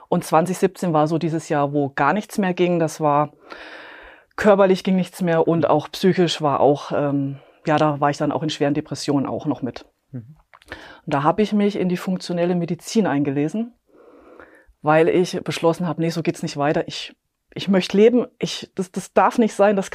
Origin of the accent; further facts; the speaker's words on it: Bavaria, Germany; ich komme aus äh, Klonn, das ist bei München.